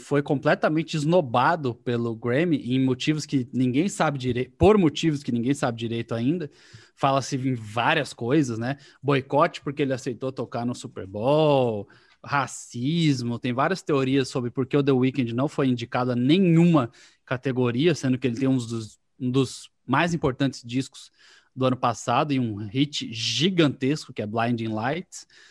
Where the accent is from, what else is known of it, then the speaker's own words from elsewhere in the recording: Paraná, Brazil; eu sou paranaense